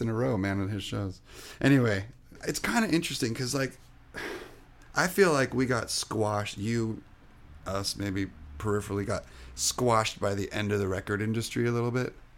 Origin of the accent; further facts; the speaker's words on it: Orange County, California, United States; English is a second language; also born or lived in France; I grew up in Orange County